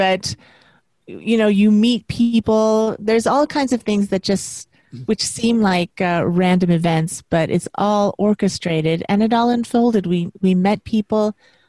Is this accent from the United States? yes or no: yes; West Coast, United States; now in New York, United States; I moved to New York, New York City, which I'm from the West Coast, is completely different. And I really hadn't been to the East Coast, so I didn't know what to expect.